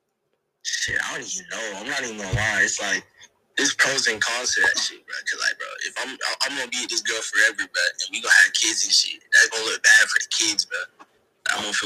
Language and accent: English; Toronto, Ontario, Canada; now in Atlanta, United States; I'm from Toronto, Canada, but I stay in Atlanta